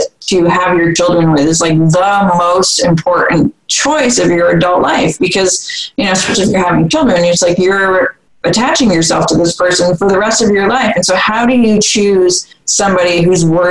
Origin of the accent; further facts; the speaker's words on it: Vermont, United States; I grew up in Vermont, it's a liberal state